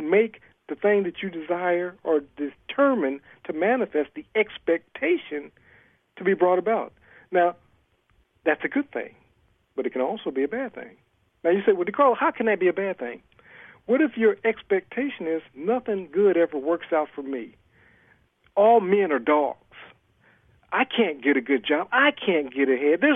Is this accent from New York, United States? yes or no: no; Ohio, United States; moved away as an adult; also born or lived in California; now in Atlanta, United States; I'm originally from Ohio.